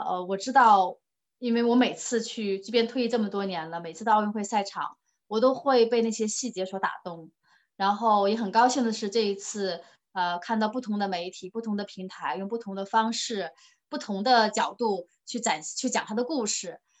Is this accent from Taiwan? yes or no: no; China; 我们中国人热情好客